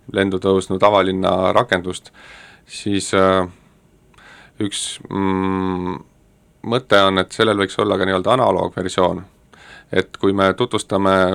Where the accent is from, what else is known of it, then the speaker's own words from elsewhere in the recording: Tallinn, Harju County, Estonia; ma olin põline nõmmekas